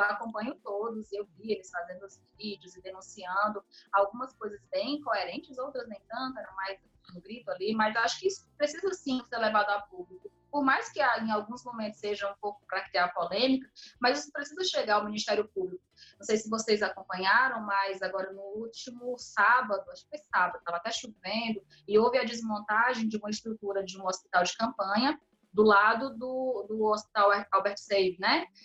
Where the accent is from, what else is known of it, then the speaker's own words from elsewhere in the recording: Fortaleza, Ceará, Brazil; Até o posto aqui da Floresta, eu lembro quando eu era criança, a gente chegava de madrugada lá